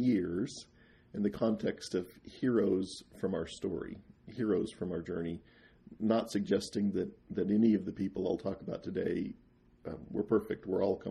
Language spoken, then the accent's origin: English; eastern Jackson County, Missouri, United States; moved away as an adult; also born or lived in Kirtland, Ohio; now in Nauvoo, United States; born and raised in Jackson County, 15 years in Kirtland, Ohio.